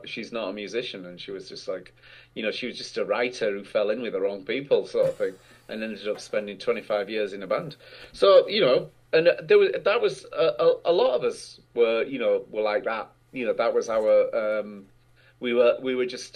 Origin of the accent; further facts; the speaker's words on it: North East England, United Kingdom; I grew up in the northeast of England in a really small industrial town